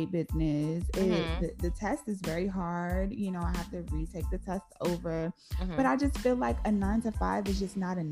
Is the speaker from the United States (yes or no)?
yes; Maryland, United States; I'm from Maryland